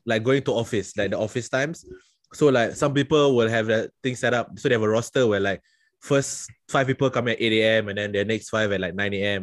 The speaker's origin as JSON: {"language": "English", "country": "Singapore", "said": "I'm from Singapore"}